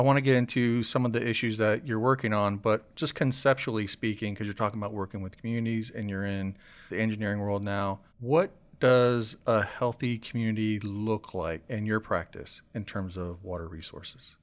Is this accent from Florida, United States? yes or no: yes; Seffner, Florida, United States; I grew up in Sefner, so it was smack dab between the Florida State Fair and the Strawberry Festival